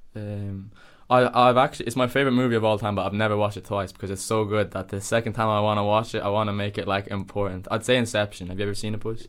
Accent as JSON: {"language": "English", "town": "Dublin", "region": "Leinster", "country": "Ireland", "tie": "born or raised there", "moved": "as an adult", "lives_now": "The Hague, Netherlands", "said": "I was born in Dublin, obviously, but I lived just outside Dublin City, like 25 minutes outside Dublin City. I lived in Ireland all my life."}